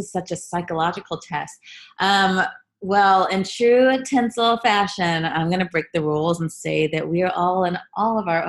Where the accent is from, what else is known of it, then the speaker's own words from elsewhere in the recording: Richmond, Virginia, United States; now in New York City, United States; I grew up in Richmond, Virginia.